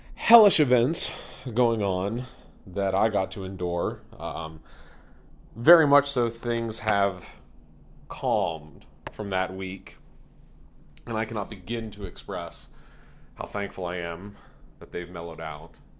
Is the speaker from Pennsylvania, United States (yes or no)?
yes; Central Pennsylvania, United States; I'm here from Central Pennsylvania